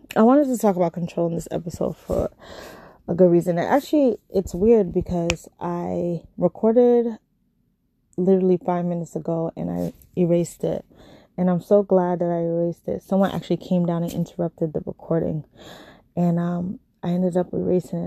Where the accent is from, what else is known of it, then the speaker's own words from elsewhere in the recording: New York, United States; also born or lived in California; I am from New York.